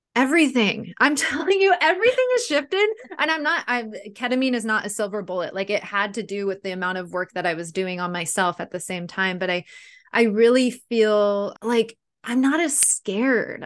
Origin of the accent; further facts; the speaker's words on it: San Diego, California, United States; I'm actually born and raised in San Diego, too